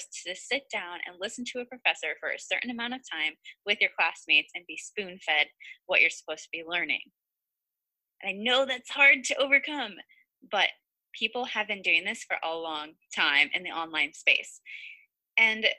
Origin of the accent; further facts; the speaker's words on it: Ohio, United States; I'm from Ohio